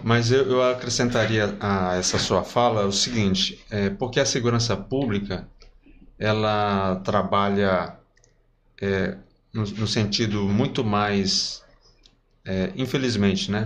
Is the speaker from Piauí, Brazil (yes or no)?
yes; Parnaíba, Piauí, Brazil; minha infância aqui em Parnaíba